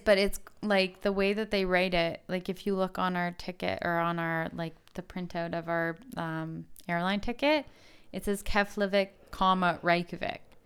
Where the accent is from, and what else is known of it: Canada